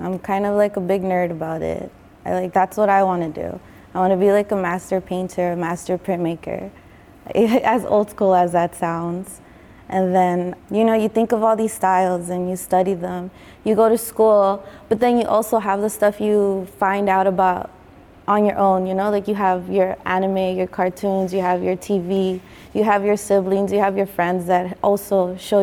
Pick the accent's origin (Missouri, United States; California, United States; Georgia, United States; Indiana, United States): California, United States; Los Angeles; I grew up here in East LA, Boyle Heights, downtown